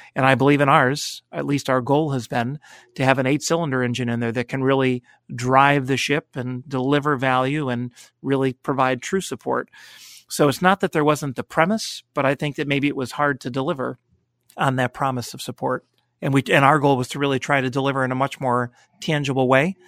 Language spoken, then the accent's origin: English; Connecticut, United States; moved away as an adult; also born or lived in Cleveland, Ohio; having grown up in Connecticut, it was close to home